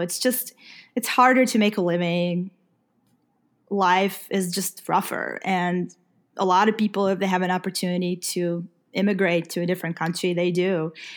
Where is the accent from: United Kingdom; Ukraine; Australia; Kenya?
Ukraine; moved away; I'm from Ukraine